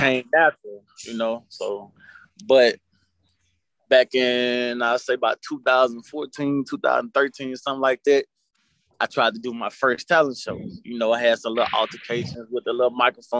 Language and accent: English; Springhill, Louisiana, United States; now in Cullen, United States; I'm straight from Spring Hill, Louisiana. I live in Cullen, Louisiana.